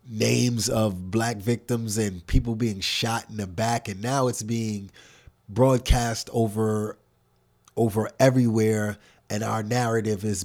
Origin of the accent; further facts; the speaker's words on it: New York City, New York, United States; I grew up in Harlem.